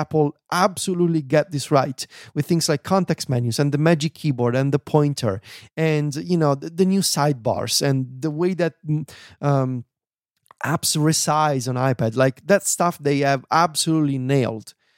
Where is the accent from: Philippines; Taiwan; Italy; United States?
Italy; first language Italian; English is a second language; I'm not so good at my native language anymore. I am losing my Italian abilities